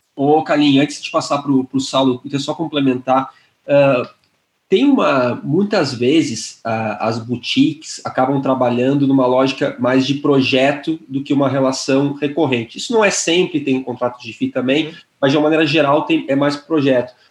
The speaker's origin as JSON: {"language": "Portuguese", "town": "Porto Alegre", "region": "Rio Grande do Sul", "country": "Brazil", "moved": "as an adult", "lives_now": "São Paulo, Brazil", "said": "Eu moro em São Paulo já faz sete anos, mas eu sou gaúcho, de Porto Alegre"}